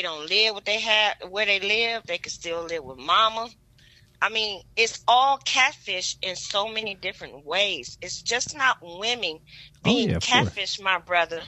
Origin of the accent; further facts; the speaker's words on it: Detroit, Michigan, United States; now in San Antonio, United States; Born and raised from Detroit, Michigan.